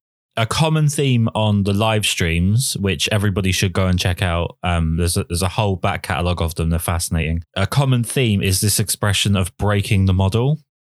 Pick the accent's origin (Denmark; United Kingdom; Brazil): United Kingdom; being a British man